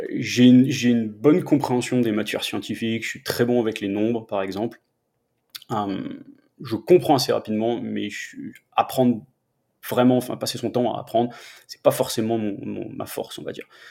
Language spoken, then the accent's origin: French; Metz, Grand Est, France; first language French; moved away as an adult; also born or lived in Nancy; now in Denver, United States; Je suis de Metz, en fait. Je suis, originaire de, Metz. j'ai fait toute ma scolarité là-bas